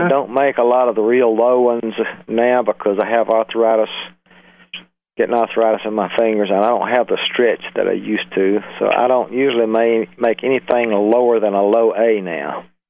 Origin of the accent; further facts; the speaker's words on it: Birmingham, Alabama, United States; moved away; also born or lived in California / Florida; I was born in Birmingham, Alabama, in about 1939 I'm 73 years old.